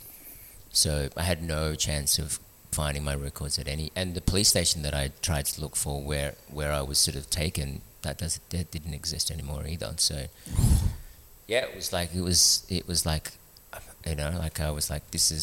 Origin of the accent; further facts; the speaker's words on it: Melbourne, Victoria, Australia; moved away as an adult; also born or lived in Philippines / Sydney, Australia; now in Newcastle, Australia; I grew up in Melbourne, the arts and culture sort of capital of Australia.